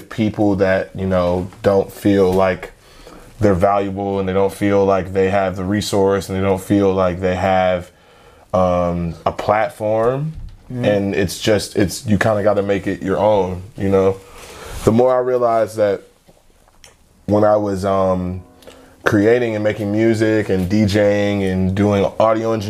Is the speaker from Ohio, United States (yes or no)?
yes; Willoughby, Ohio, United States; also born or lived in South Euclid, Ohio / Cleveland Heights, Ohio; I was born and raised in Willoughby